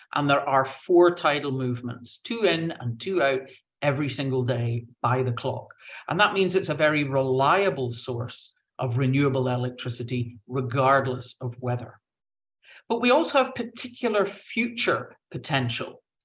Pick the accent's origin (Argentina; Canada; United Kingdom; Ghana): United Kingdom; Northern Ireland; now in Scotland, United Kingdom; I'm from Northern Ireland